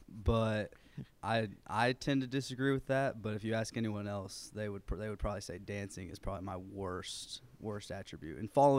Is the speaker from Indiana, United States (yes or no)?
yes; Muncie, Indiana, United States; born there; also born or lived in Chattanooga; now in Lebanon, United States; I was born in Muncie, Indiana